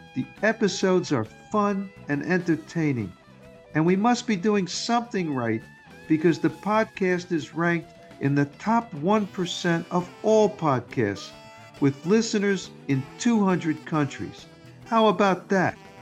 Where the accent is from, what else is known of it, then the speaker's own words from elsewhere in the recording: New York City, New York, United States; I grew up in New York City